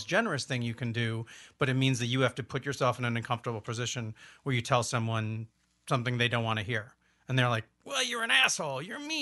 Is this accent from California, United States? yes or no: no; Olympia, Washington, United States; because I'm from Olympia, you got to be mean to stay in Olympia.